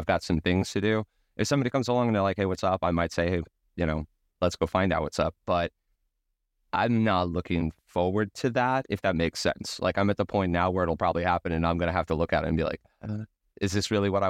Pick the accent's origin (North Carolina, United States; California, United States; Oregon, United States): California, United States; Ventura; that beach that we went to all the time growing up in Ventura, California